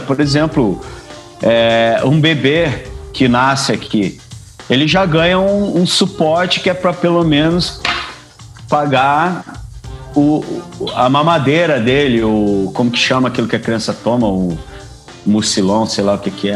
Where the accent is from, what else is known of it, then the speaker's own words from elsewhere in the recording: Brazil; moved away; a gente é brasileiro, né, cara? A gente nasceu em um país tropical